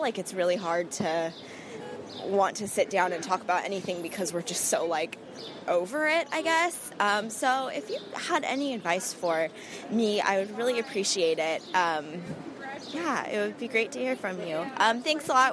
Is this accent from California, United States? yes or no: yes; Southern California, United States; moved away as an adult; now in New York, United States; we're originally from Southern California